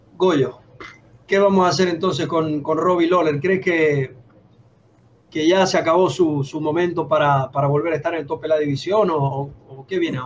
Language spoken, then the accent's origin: Spanish; Venezuela; Yo como venezolano